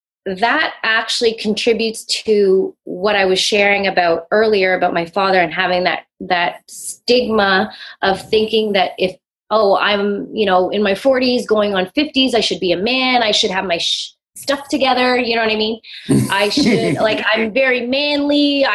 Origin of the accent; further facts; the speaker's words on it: Toronto, Ontario, Canada; if you don't know, I'm from Toronto. I'm out in Canada.